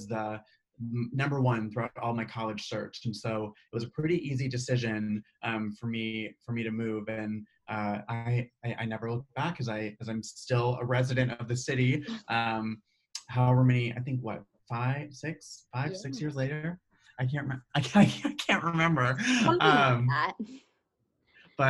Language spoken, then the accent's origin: English; Omaha, Nebraska, United States; moved away as an adult; also born or lived in Chicago, Illinois; I was born in Omaha, Nebraska. So Midwestern grown and raised